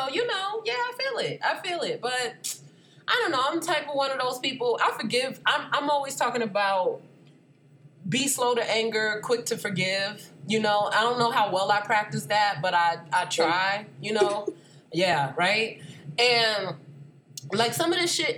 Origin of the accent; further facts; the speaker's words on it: Atlanta, Georgia, United States; I grew up in Atlanta